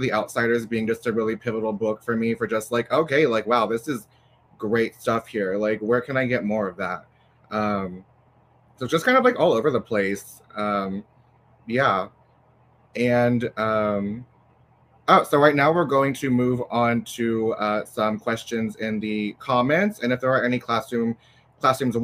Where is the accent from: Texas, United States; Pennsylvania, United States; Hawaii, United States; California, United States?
Texas, United States; as a Texan writer, especially as someone whose books will probably not see a lot of classroom shelves living in Texas